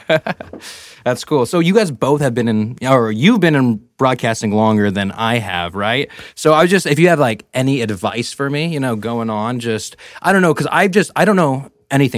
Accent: Merced, California, United States; I'm from Merced

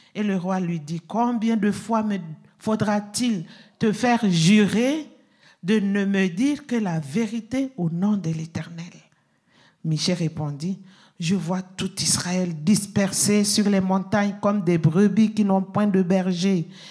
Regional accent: Burkina Faso; chez nous, au Burkina Faso

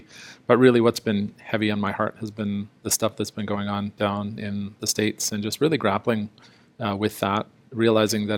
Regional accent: South Africa; moved away; I was born in South Africa under the system of apartheid, and I would have been considered a person of color.

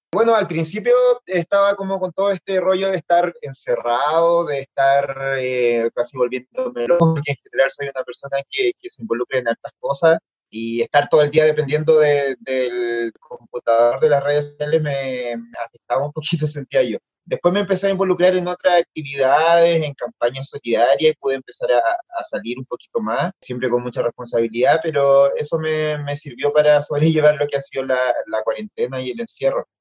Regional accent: Copiapó, Atacama, Chile; yo soy del norte, de Copiapó

